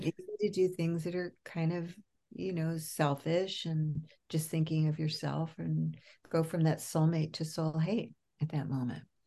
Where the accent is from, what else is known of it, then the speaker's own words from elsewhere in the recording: New York, United States; moved away as an adult; also born or lived in California / Los Angeles; now in Berkeley, United States; I'm a New Yorker